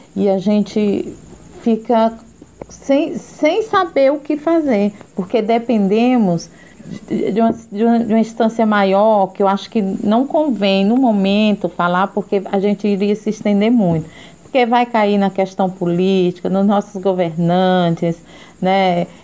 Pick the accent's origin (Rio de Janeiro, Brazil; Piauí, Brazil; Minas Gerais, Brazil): Piauí, Brazil; Teresina; moved away; also born or lived in São Paulo; Eu sou teresinense, mas voltei aqui para Teresina há cinco anos